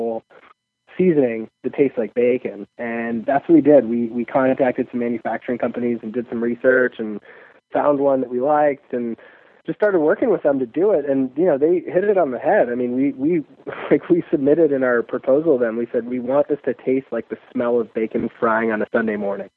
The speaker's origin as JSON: {"language": "English", "town": "Chicago", "region": "Illinois", "country": "United States", "said": "I'm from Chicago"}